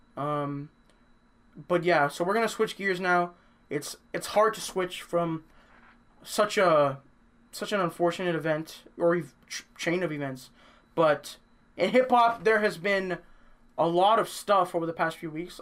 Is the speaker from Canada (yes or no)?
yes; Canada; we're from Canada